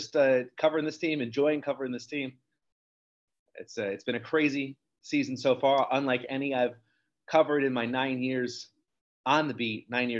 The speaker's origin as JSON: {"language": "English", "region": "New Jersey", "country": "United States", "tie": "born or raised there", "said": "I grew up in Apacon, New Jersey."}